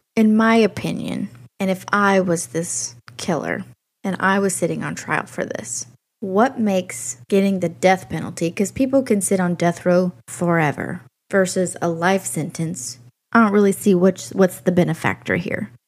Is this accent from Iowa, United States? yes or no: no; near Shreveport, Louisiana, United States; Shreveport, which is next to my hometown